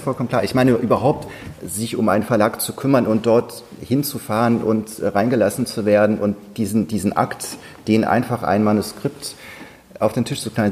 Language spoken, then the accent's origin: German; North Sea coast, Germany; now in Berlin, Germany; Ich bin ja an der Nordsee aufgewachsen